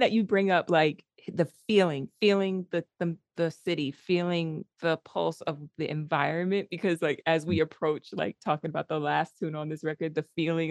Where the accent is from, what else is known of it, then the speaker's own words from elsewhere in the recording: New York City, New York, United States; I'm from the Bronx.